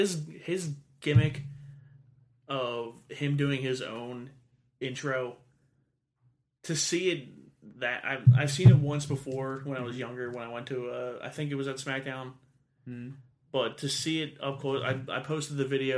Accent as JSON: {"language": "English", "region": "Pennsylvania", "country": "United States", "said": "two schmucks from Delco."}